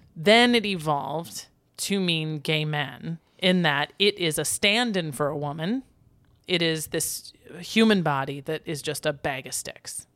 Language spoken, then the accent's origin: English; United States; as an American